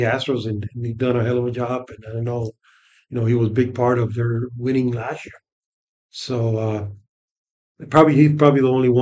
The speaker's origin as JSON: {"language": "English", "town": "New York City", "region": "New York", "country": "United States", "tie": "born or raised there"}